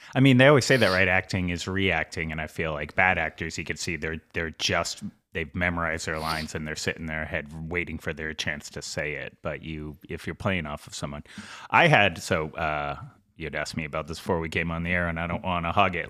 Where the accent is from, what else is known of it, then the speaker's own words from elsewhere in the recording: Boston, Massachusetts, United States; I grew up in Southie